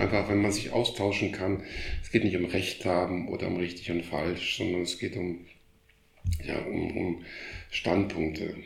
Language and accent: German; Krefeld, North Rhine-Westphalia, Germany; moved away as an adult; also born or lived in Frankfurt; now in Berlin, Germany; Ich bin in Krefeld aufgewachsen.